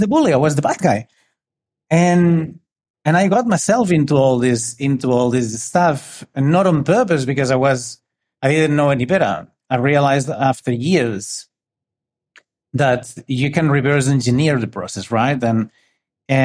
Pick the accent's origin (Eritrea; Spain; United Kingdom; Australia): Spain; northern Spain; I'm from Spain. I grew up in a little city